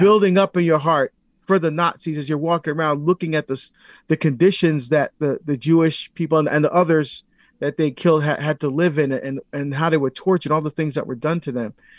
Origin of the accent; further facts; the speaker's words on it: Barbados; moved away; getting citizenship in my home country of Barbados because I had to give up citizenship when I came here.